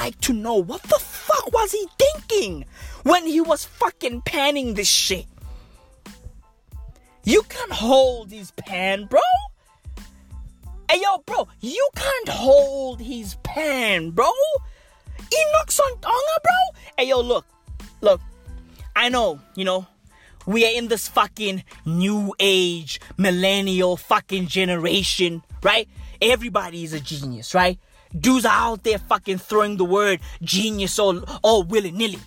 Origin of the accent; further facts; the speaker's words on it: South Africa; I am South African